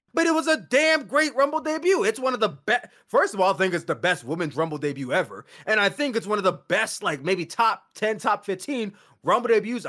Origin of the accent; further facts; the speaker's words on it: Philadelphia, Pennsylvania, United States; Going into WrestleMania, which is in my hometown of Philadelphia, Pennsylvania